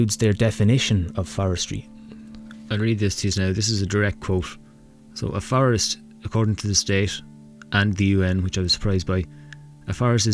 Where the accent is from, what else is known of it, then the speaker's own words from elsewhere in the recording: Navan, County Meath, Ireland; I come from Navan in County Meath